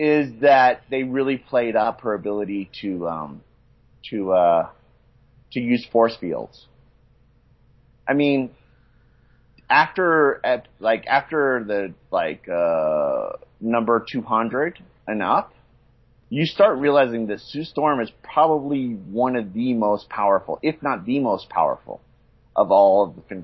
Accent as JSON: {"language": "English", "region": "the South", "country": "United States", "moved": "yes", "lives_now": "Mexico", "said": "we come from the South"}